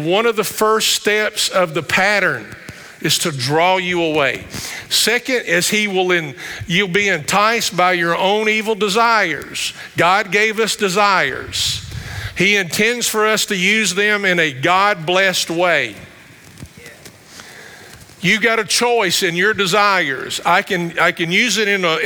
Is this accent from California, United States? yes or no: no; Somersville, Kentucky, United States; accent: country vernacular; I grew up in Somersville, outside of Campbellsville.